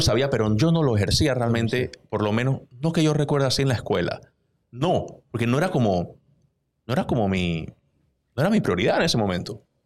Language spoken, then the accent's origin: Spanish; Panama City, Panama; un pelado de veintidós años, de Juan Díaz, de donde yo vengo